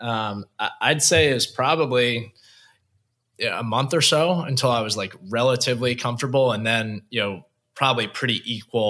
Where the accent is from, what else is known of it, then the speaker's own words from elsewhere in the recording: Long Island, New York, United States; growing up on Long Island